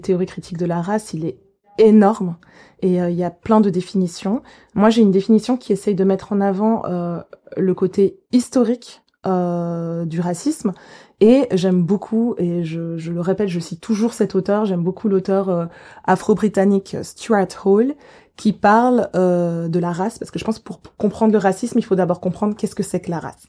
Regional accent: Geneva, Switzerland; J'ai grandi à Genève. Je suis née à Genève à l'hôpital à l'hôpital universitaire de Genève

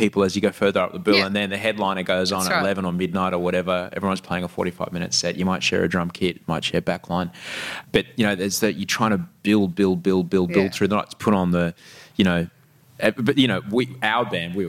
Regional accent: Brisbane, Queensland, Australia; I grew up in Queensland

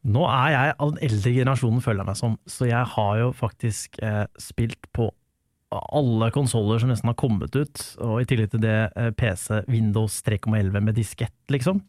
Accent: Lørenskog, Akershus, Norway; Jeg er fra Lørenskog

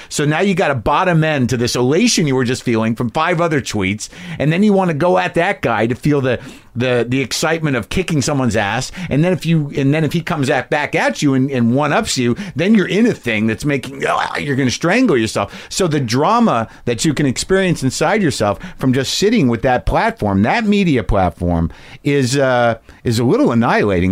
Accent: New Mexico, United States; I grew up in New Mexico

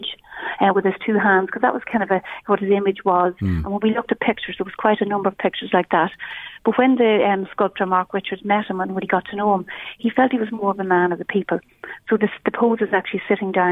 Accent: Castleblayney, Ulster, Ireland; when you're from Castle Blaney and you tell people, no matter where you are in the world, I'm from Castle Blaney

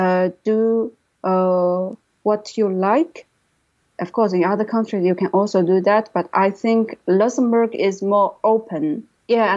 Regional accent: China; English is a second language; moved away as an adult; now in London, United Kingdom

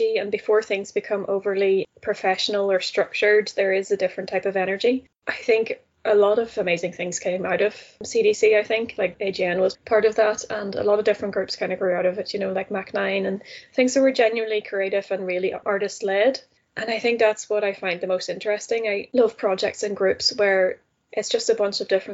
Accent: Netherlands; moved away; I grew up in the Netherlands. I'm Dutch originally

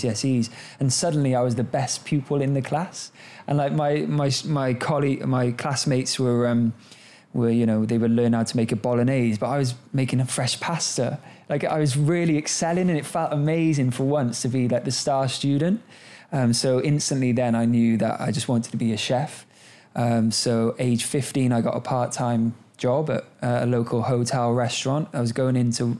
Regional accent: Cardiff, Wales, United Kingdom; I grew up in Cardiff in Wales. I'm very proud to be Welsh

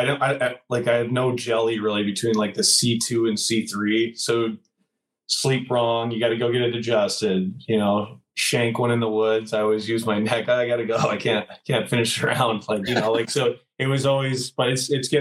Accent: Canada; I grew up in Lloyd

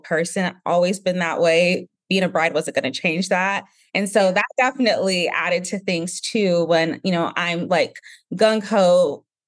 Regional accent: Nigeria; being Nigerian

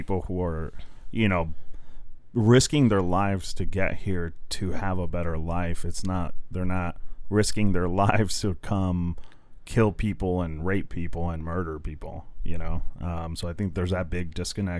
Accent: Mexico; now in United States; technically, I guess, an immigrant, I was born in Mexico

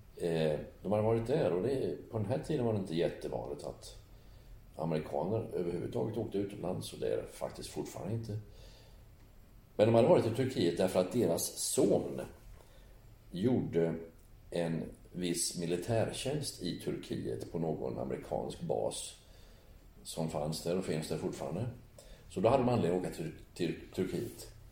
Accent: Sweden; Eftersom jag är född i Sverige

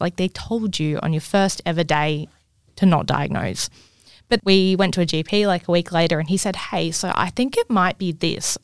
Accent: Cairns, Queensland, Australia; growing up in Cairns

